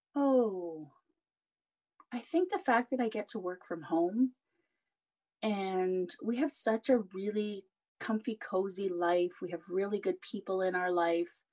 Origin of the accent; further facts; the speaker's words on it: Canada; I'm Canadian